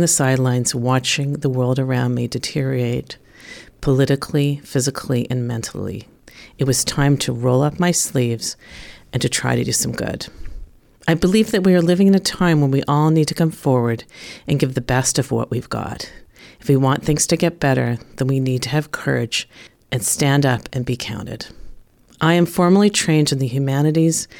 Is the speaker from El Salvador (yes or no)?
no; Western Canada, Canada; moved away as an adult; also born or lived in Toronto; now in Jerusalem, Israel; I was born and raised in Western Canada